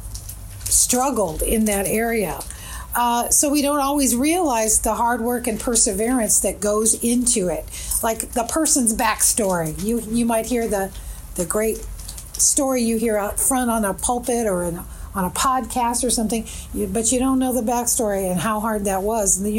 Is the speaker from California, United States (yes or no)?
yes; California, United States; also born or lived in Toronto, Canada; grew up in California. I've been there since I was 4 years old